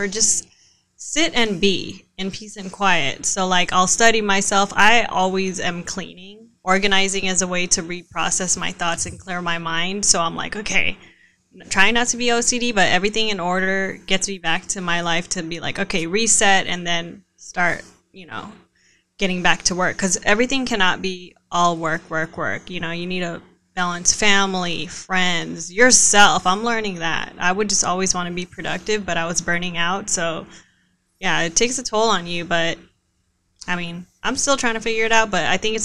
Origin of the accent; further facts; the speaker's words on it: Vallejo, California, United States; also born or lived in Arizona; I'm from Vallejo. So by the way, hello 707